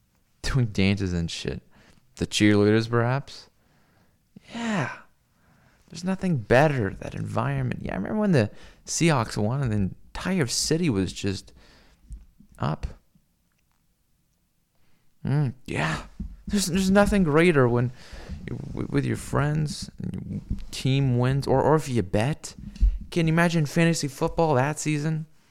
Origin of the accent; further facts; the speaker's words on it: Seattle, Washington, United States; I come from Seattle, where we have, like, the worst baseball team ever.